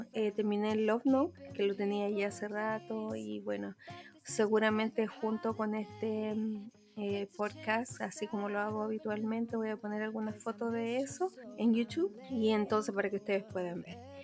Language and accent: Spanish; Chile